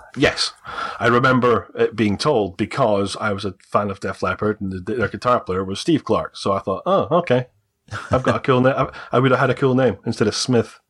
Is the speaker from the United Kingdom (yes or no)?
yes; Scotland, United Kingdom; accent: Scottish; I'm Scottish, I have a Scottish accent.